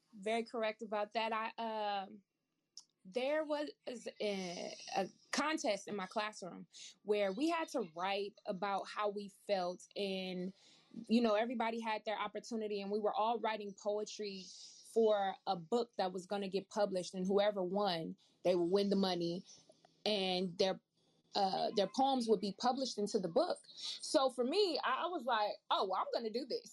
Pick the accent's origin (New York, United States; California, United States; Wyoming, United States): California, United States; Oakland; growing up in Oakland